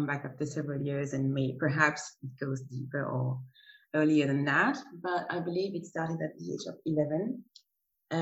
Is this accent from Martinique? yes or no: yes; Martinique; now in Zurich, Switzerland; I come from Martinique, and currently live in Zurich, in Switzerland